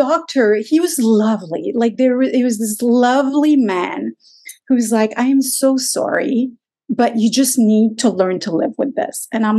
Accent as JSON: {"language": "English", "region": "Quebec", "country": "Canada", "moved": "as an adult", "lives_now": "Toronto, Canada", "said": "because I was a lawyer from Quebec, we had postponed moving to Toronto."}